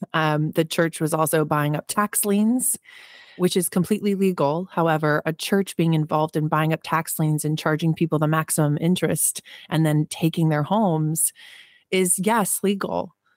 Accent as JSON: {"language": "English", "region": "New Jersey", "country": "United States", "tie": "born or raised there", "said": "I was born in Jersey. So, I grew up in a working class neighborhood"}